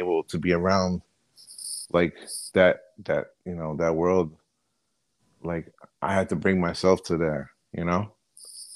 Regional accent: New Jersey, United States; accent: Jersey; I'm from Jersey, born and bred

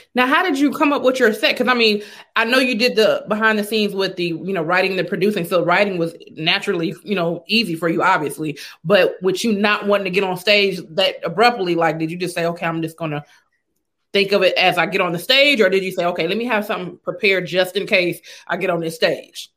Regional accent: Los Angeles, California, United States; I'm actually from Los Angeles

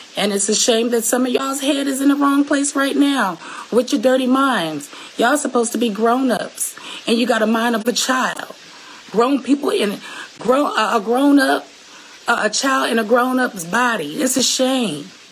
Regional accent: Seattle, Washington, United States; I'm from Seattle, Washington, the 206, the West Coast

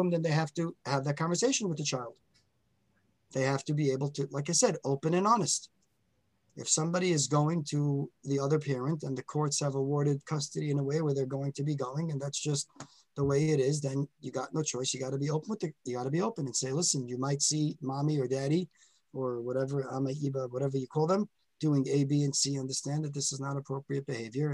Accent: New York City, New York, United States; I grew up in Borough Park

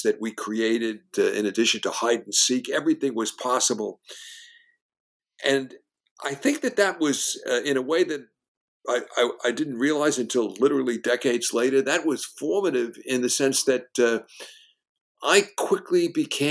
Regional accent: New York City, New York, United States; I grew up in Brooklyn at the beach

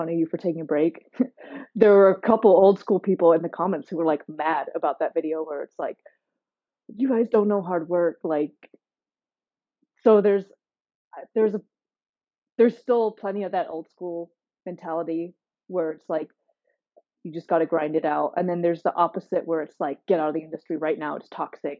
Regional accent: near San Francisco, California, United States; moved away; I grew up near San Francisco

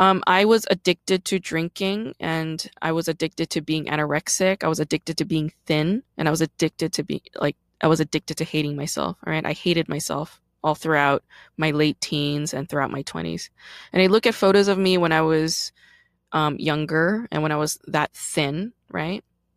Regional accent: South Korea; born there; And this was all in Korea because I was born in Korea, right?

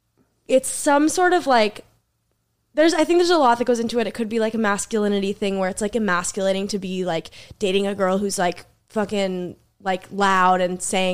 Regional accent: Boston, Massachusetts, United States; moved away as an adult; now in New York, United States; I'm from Boston.

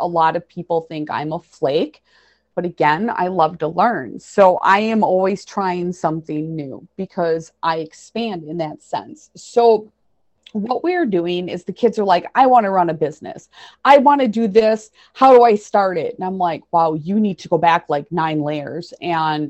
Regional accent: central Wisconsin, United States; It's called Borth. It's unincorporated, and we have more cows than people. It's nice. It's my hometown

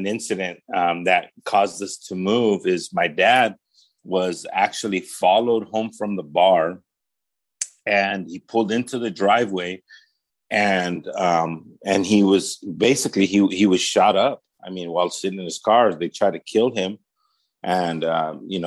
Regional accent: Paramount, California, United States; also born or lived in Los Angeles; I actually was born here in the LA area. I was born in Martin Luther King Jr. Hospital, which is one of the county run hospitals here in the city of Los Angeles. And I was raised in the city of Paramount

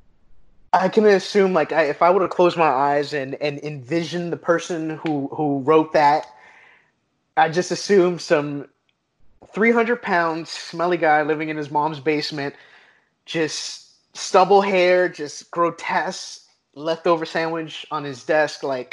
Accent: New York City, New York, United States; moved away; growing up in New York

